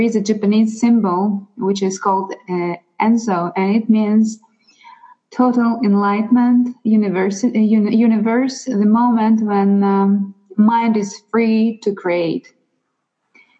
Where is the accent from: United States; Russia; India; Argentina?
Russia; accent: Russian and Ukrainian; English is a second language; moved away; also born or lived in Ukraine; Originally, I'm from Russia. So if somebody is curious about my accent, it's from Russia and from Ukraine.